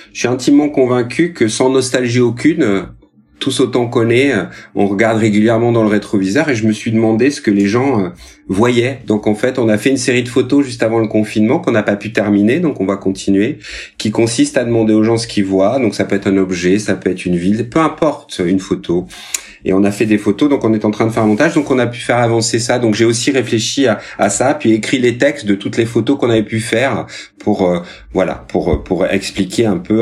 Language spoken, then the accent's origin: French; Rodez, Occitania, France; now in Paris, France; Rodez, ma ville natale